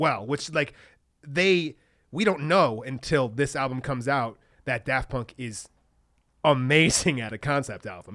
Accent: Michigan, United States; we're all from Michigan here

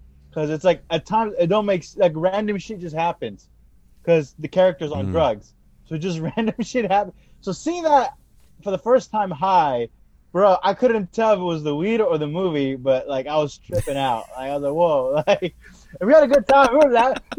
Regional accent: California, United States; I'm from California

